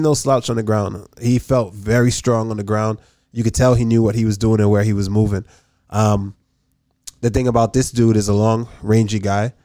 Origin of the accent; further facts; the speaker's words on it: Jamaica; moved away; also born or lived in Massachusetts; I'm from Jamaica